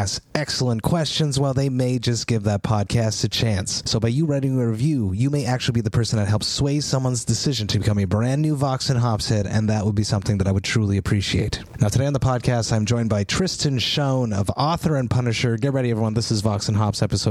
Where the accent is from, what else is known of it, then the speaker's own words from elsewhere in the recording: Montreal, Quebec, Canada; my hometown, Montreal